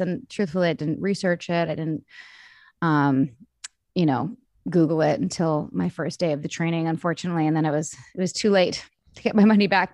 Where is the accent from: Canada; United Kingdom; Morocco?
Canada; Vancouver, British Columbia; I grew up in Vancouver. I'm Canadian, born and raised